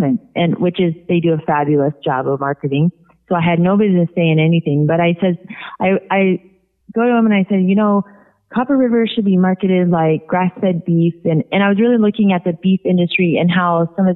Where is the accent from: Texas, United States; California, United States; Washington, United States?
Washington, United States; Puget Sound; my hometown where we're from in the Puget Sound